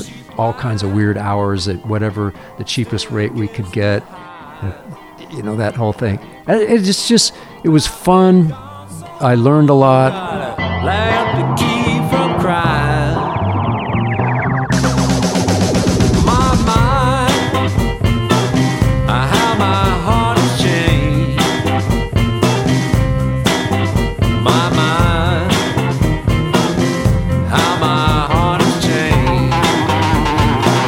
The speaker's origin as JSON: {"language": "English", "town": "Fairbanks", "region": "Alaska", "country": "United States", "tie": "born or raised there", "said": "I grew up in Fairbanks, and that's where it gets extremely cold"}